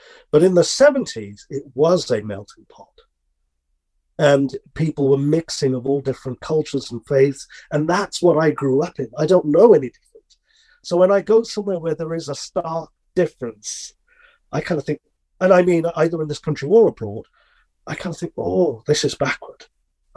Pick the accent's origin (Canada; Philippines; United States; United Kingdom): United Kingdom; Birmingham, West Midlands; Birmingham, born and raised